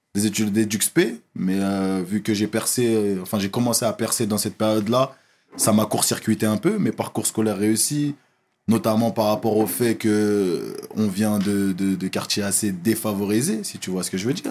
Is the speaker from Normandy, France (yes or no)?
no; Évry, Île-de-France, France; je fais toute ma scolarité à Évry. Je fais toute ma scolarité à Évry